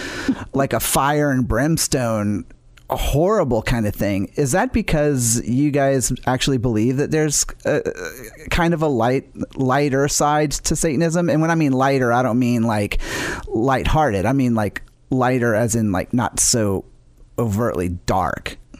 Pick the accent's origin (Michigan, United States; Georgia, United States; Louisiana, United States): Louisiana, United States; New Orleans; I grew up in New Orleans